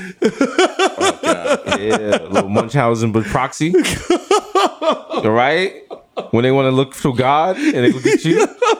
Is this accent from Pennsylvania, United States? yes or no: no; New York City, New York, United States; We're from the Bronx.